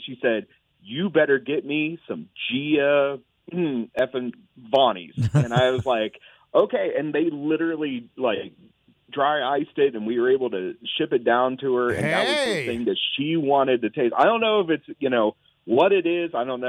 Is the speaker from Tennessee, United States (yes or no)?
no; Columbus, Ohio, United States; I'm from Columbus, but my whole family's from a little bit more southern Ohio, Ironton, Portsmouth, all that area.